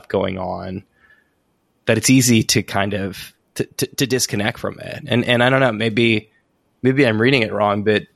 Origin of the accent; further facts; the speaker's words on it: San Francisco, California, United States; moved away as an adult; also born or lived in Santa Cruz; I'm from San Francisco originally.